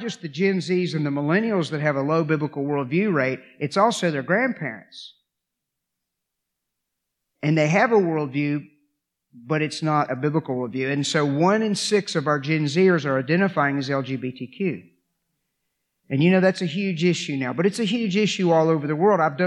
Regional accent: Augusta County, Virginia, United States; I'm from Augusta County

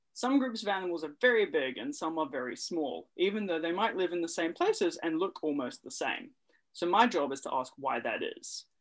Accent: New Zealand; where I grew up in New Zealand

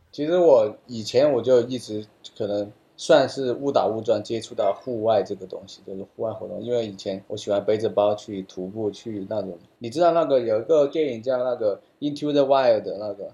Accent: Sichuan, China; 我是四川人，我是四川人

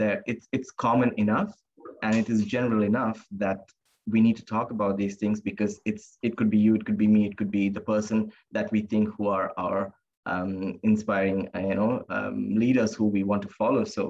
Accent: India; also born or lived in Singapore; now in Australia; growing up in India, in a very conservative religious background

